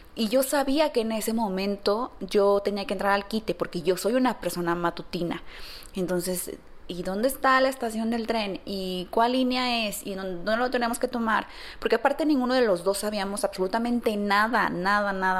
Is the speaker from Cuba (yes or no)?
no; San Luis Potosí, Mexico; moved away as an adult; now in Guadalajara, Mexico; Yo no soy de aquí, yo, yo soy de San Luis Potosí